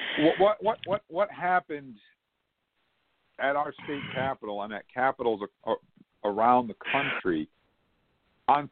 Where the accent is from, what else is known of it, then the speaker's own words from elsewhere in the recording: United States; as an American.